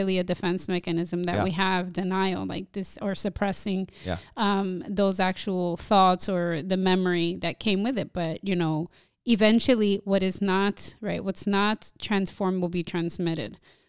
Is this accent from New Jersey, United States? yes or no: yes; New Jersey, United States; growing up in this generation where I am a Dominican American born and raised in Jersey